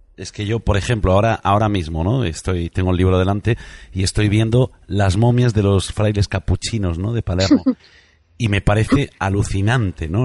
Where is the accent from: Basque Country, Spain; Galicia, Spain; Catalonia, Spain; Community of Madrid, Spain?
Galicia, Spain; yo soy gallego, emitimos desde Galicia, desde Tui